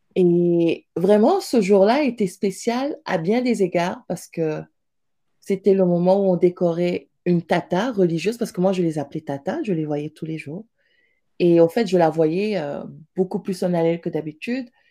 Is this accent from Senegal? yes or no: yes; Pikine, Dakar, Senegal; moved away as an adult; also born or lived in Montpellier, France / Italy; now in Montreal, Canada; je suis née à Pékin, en fait, une, grosse, grosse banlieue de Dakar